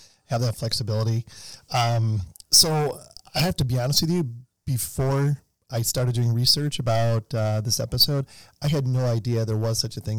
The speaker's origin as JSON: {"language": "English", "town": "Chicago", "region": "Illinois", "country": "United States", "tie": "born or raised there", "said": "I grew up in Chicago, and we spent a lot of time as a kid on Lake Geneva, which is just over the border in Wisconsin."}